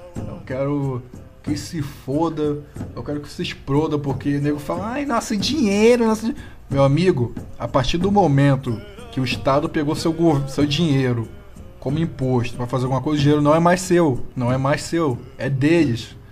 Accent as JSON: {"language": "Portuguese", "region": "Rio de Janeiro", "country": "Brazil", "moved": "as an adult", "lives_now": "São Paulo, Brazil", "said": "eu mudei pra São Paulo ainda há pouco também. Eu era do Rio de Janeiro."}